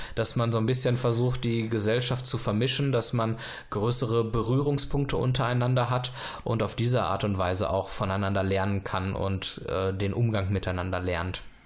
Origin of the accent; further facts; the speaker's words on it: Germany; wenn wir als Deutsche auswandern würden in ein fremdes Land